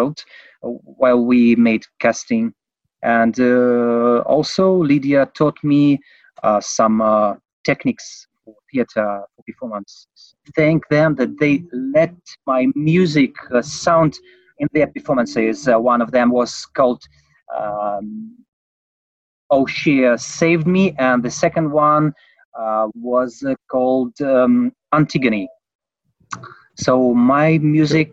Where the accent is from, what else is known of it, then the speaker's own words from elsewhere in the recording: Moscow, Russia; I'm from Russia, Moscow